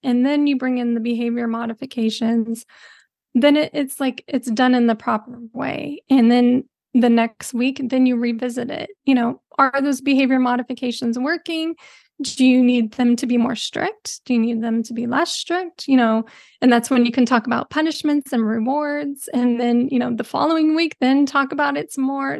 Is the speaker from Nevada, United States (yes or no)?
no; Bay Area, California, United States; I'm from the Bay Area